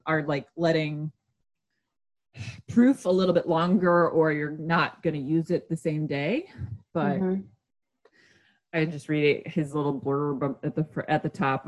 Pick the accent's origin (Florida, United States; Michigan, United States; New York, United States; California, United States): Michigan, United States; Detroit; I'm from the Detroit area